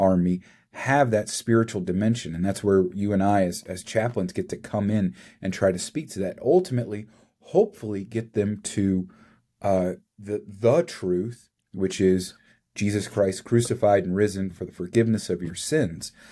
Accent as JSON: {"language": "English", "region": "Kentucky", "country": "United States", "tie": "born or raised there", "said": "I grew up in Kentucky"}